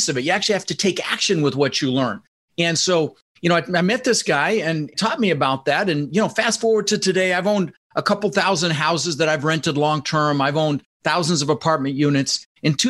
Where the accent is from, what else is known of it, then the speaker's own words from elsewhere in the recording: Denver, Colorado, United States; also born or lived in Netherlands; now in Florida, United States; I immigrated from the Netherlands, you know, Holland, wooden shoes, windmills, when I was 6 years old with my brother Albert, my mother's Vancha. And we ended up in Denver, Colorado, and we didn't have much